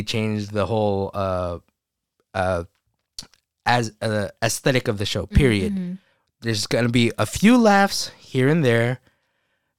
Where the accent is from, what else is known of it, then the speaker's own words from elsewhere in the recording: Philippines; We're Filipino